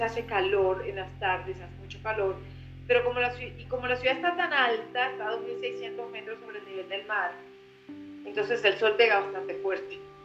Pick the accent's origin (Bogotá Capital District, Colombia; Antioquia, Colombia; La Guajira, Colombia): La Guajira, Colombia; also born or lived in Europe; now in Bogotá, Colombia; yo soy del Caribe, yo soy de La Guajira